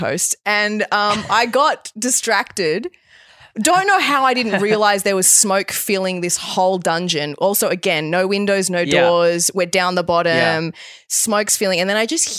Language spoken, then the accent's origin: English; Australia; also born or lived in Bali, Indonesia; So I grew up in Bali. Yeah. We left when I was 8, came to Australia, and then I moved back to Bali after uni.